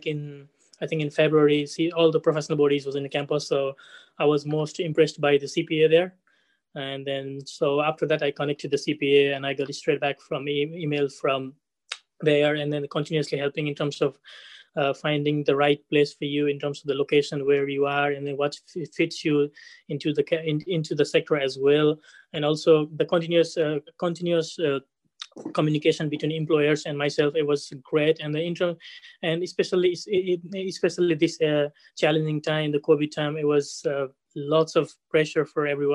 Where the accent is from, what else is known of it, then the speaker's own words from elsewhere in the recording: Nepal; moved away as an adult; now in Ireland; I'm from Nepal. I finished my high school back in Nepal and I came to National College of Ireland.